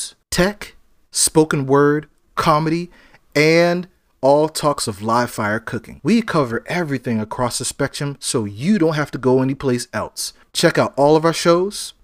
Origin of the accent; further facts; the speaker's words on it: Charleston, South Carolina, United States; now in Atlanta, United States; I do catering on the side from Charleston, South Carolina